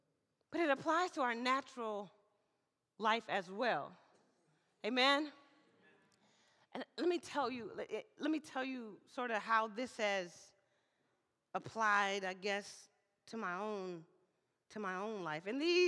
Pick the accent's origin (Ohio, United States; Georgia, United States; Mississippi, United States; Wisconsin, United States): Mississippi, United States; now in Portland, United States; I'm an African-American woman. I was raised in the South in Mississippi, and then I traveled with a military family.